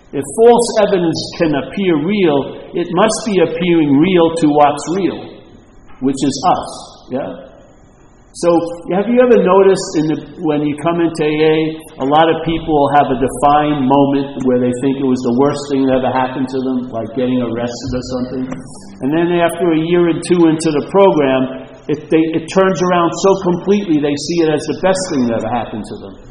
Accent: California, United States; I'm from California

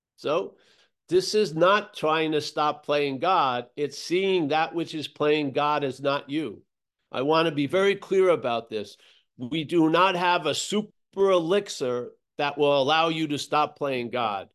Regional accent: United States; moved away as an adult; also born or lived in Australia; I grew up in America

